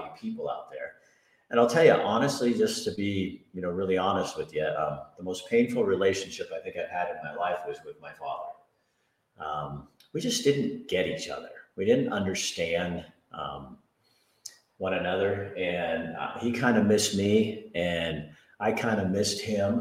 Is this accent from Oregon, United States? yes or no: yes; Hillsboro, Oregon, United States; I was born in Hillsboro, Oregon in 1959